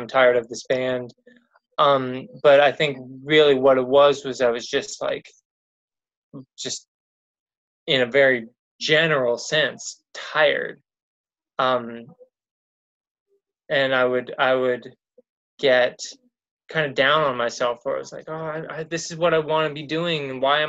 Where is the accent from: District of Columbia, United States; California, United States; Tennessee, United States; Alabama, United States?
California, United States; Los Angeles; also born or lived in Glendale; I grew up basically here in Los Angeles, like in the Pasadena area, and then kind of Glendale